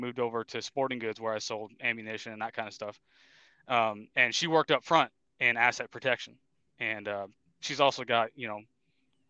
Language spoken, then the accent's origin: English; Casselberry, Florida, United States; moved away as an adult; now in Tennessee, United States; I grew up in a town called Castleberry in Florida. It's kind of a suburb of Orlando